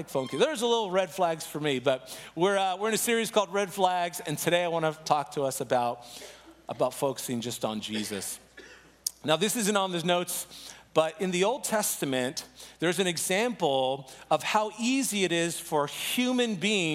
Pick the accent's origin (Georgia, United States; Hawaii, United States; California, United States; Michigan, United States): California, United States; San Diego; now in Chicago, United States; I'm originally from San Diego, but right now I've been living in Chicago